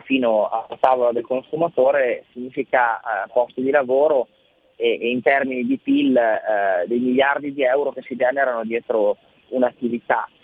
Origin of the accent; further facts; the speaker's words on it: Mirandola, Emilia-Romagna, Italy; io sono di Mirandola